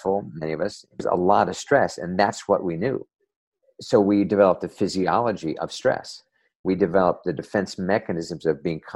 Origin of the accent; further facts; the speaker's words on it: New Jersey, United States; back when I was a kid growing up in New Jersey, not too far from the Hudson River